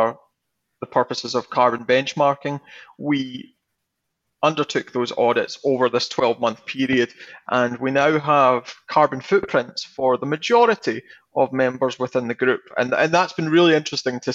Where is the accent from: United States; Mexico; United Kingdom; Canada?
United Kingdom; Campbeltown, Scotland; I'm originally from Campbelltown.